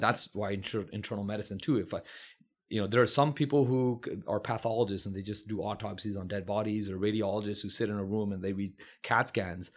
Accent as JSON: {"language": "English", "town": "San Francisco", "region": "California", "country": "United States", "tie": "born or raised there", "said": "did I get a good education growing up in San Francisco"}